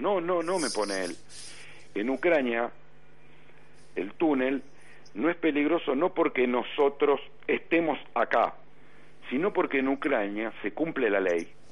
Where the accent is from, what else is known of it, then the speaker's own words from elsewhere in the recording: Argentina; soy argentino